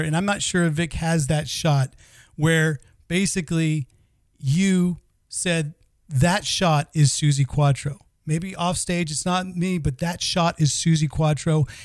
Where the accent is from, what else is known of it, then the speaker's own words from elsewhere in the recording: United States; now in Sweden; we also have a fellow American